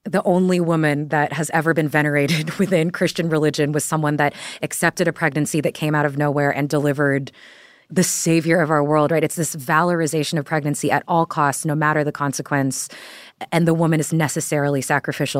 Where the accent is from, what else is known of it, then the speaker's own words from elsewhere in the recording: Texas, United States; moved away; I'm from Texas